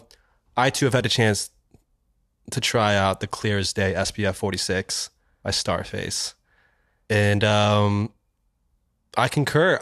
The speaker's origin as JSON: {"language": "English", "town": "Kansas City", "region": "Missouri", "country": "United States", "tie": "born or raised there", "moved": "yes", "lives_now": "New York, United States", "said": "as a young child in, growing up in Kansas City."}